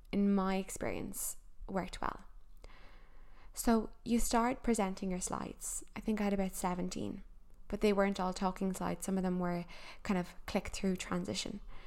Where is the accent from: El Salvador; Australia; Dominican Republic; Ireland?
Ireland; as Irish people